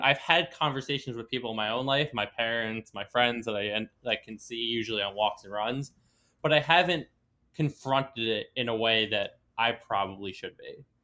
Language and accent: English; Long Island, New York, United States; I was born in New York City, but raised basically my entire life Long Island.